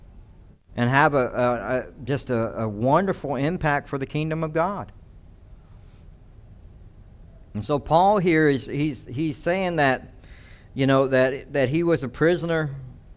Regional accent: the South, United States; I come from the South.

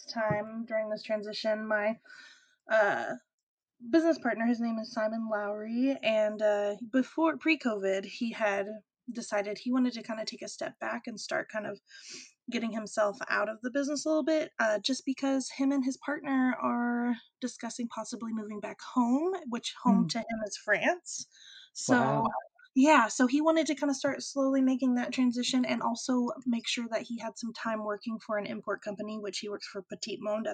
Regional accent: Amarillo, Texas, United States; now in Portland, United States; My hometown is Amarillo.

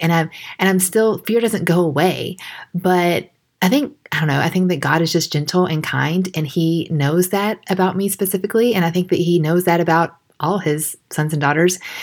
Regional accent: Georgia, United States; accent: country; I grew up in Georgia

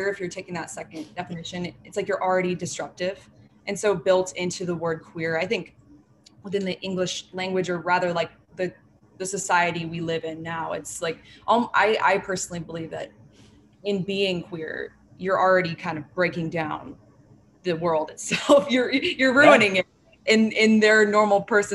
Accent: Bay Area, California, United States; moved away as an adult; now in New York City, United States; I am from the Bay Area in California, and I have moved to New York City about 5 years ago for school

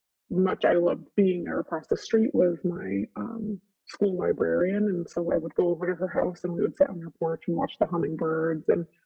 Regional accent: Elmira, New York, United States; Elmira, New York.

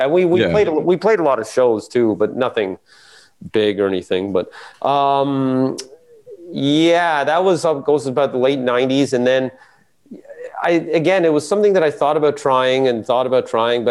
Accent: Metcalf, Ontario, Canada; also born or lived in Winchester, Ontario; I was born in, 1975 on a windy day, in Metcalf, Ontario. Well, I wasn't born in Metcalf. I was born in Winchester, because Metcalf doesn't Metcalf doesn't have a hospital.

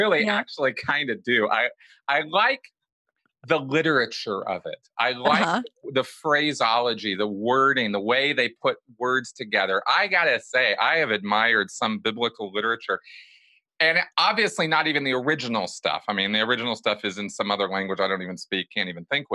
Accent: Pasadena, California, United States; I grew up about 5 minutes away from the Rose Bowl

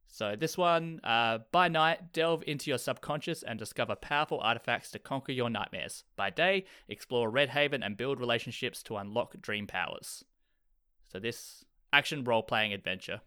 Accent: Australia; I'm Australian.

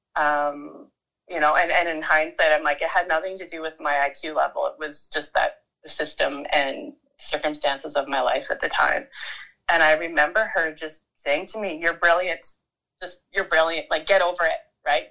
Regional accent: Vancouver, British Columbia, Canada; moved away as an adult; also born or lived in Manitoba / Toronto; now in Vernon, Canada; I was born in Manitoba, but mostly grew up on the coast in Vancouver in a little village, which is now kind of grown into something something bigger. But at the time, it was a little little area, little corner of Vancouver called Deep Cove.

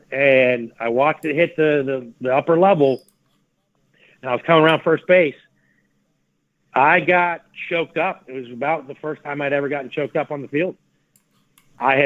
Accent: Atlanta, Georgia, United States; also born or lived in Syosset, New York; I moved to Atlanta

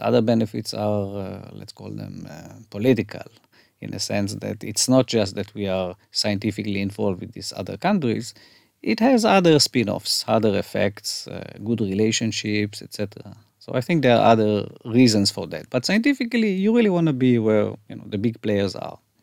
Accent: Haifa, Haifa District, Israel; now in Tel Aviv, Israel; I grew up in Haifa

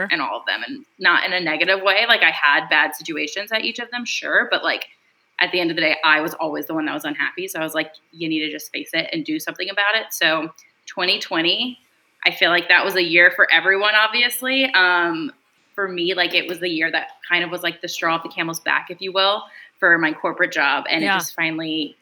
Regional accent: Louisiana, United States; moved away as an adult; also born or lived in New York City; now in Dallas, United States; I'm originally from Louisiana

